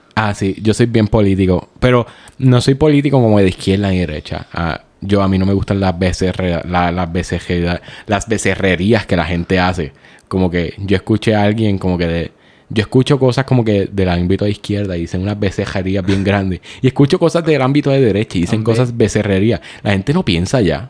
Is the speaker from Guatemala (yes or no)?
no; Puerto Rico; como buenos puertorriqueños